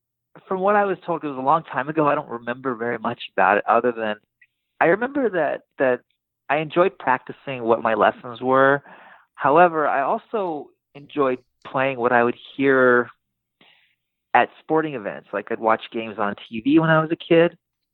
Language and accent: English; Los Angeles, California, United States; also born or lived in Burbank, California; Grew up in North Hollywood and then later in junior high and high school years in Burbank.